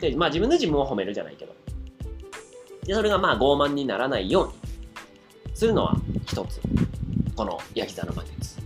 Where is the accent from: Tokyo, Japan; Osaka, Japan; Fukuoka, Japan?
Osaka, Japan; 俺大阪人。